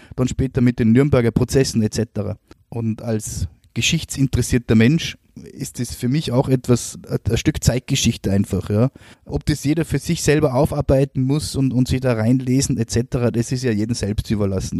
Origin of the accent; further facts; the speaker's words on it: Austria; bei uns in Österreich